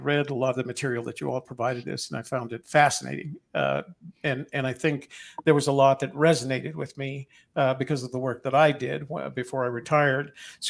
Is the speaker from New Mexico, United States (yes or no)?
yes; New Mexico, United States; accent: New Mexican; Yeah, I was born and raised in New Mexico and left with a New Mexican accent, which has a slight Spanish tint to it.